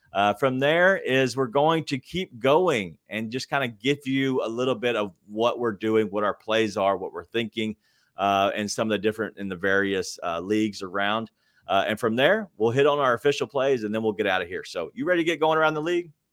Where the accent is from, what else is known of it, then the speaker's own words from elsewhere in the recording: Memphis, Tennessee, United States; I'm from Memphis, uh, born and raised